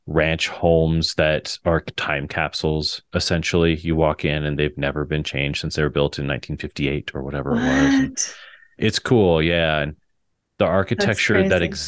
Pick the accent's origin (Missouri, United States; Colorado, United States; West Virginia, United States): Colorado, United States; Fort Morgan; I do a lot of work in my hometown of Fort Morgan